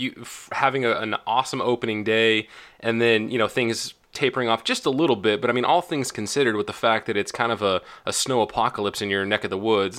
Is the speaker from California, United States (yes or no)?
yes; California, United States; I'm being from California